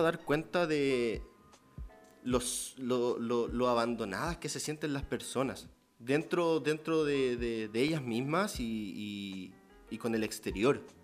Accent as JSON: {"language": "Spanish", "town": "Santiago", "region": "Santiago Metropolitan Region", "country": "Chile", "said": "soy de Santiago"}